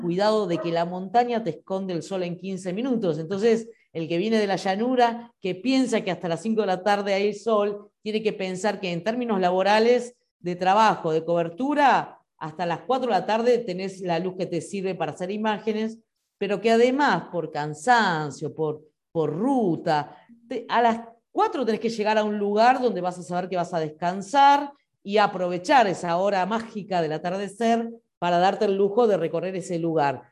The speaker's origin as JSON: {"language": "Spanish", "town": "Quilmes", "region": "Buenos Aires Province", "country": "Argentina", "also_born_or_lived": "La Plata", "said": "Somos de Quilmes y todos estudiamos entre Buenos Aires y La Plata"}